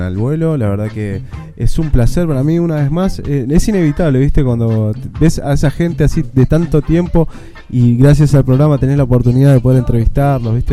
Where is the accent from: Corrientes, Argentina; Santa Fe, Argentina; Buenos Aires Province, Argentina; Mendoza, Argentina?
Buenos Aires Province, Argentina; Boulogne Sur Mer; yo soy de Bulogne